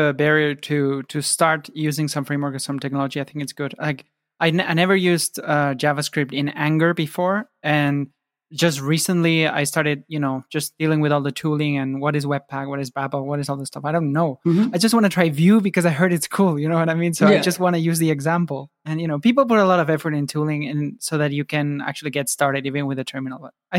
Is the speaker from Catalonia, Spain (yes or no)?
yes; Barcelona, Catalonia, Spain; From Barcelona.